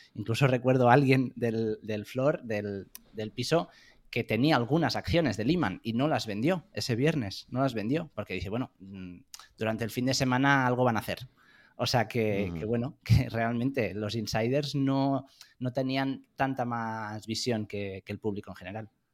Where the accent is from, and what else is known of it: Spain; moved away as an adult; also born or lived in France / London / United States